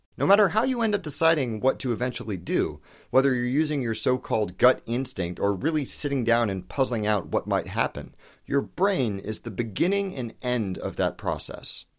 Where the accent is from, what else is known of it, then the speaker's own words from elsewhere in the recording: United States; I'm American